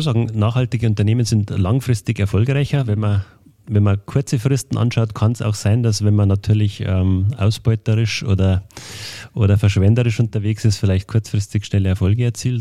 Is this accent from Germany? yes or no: yes; Berchtesgadener Land, Bavaria, Germany; ich komme ja aus dem Berchtesgadener Land